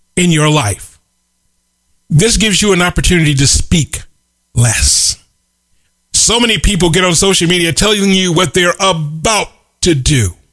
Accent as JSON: {"language": "English", "town": "Chicago", "region": "Illinois", "country": "United States", "tie": "born or raised there", "said": "The little corner grocery store where I grew up in Chicago is now a dry cleaner's"}